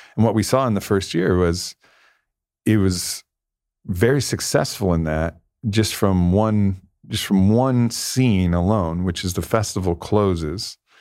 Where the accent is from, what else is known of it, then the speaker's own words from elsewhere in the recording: Southern California, United States; I grew up in Southern California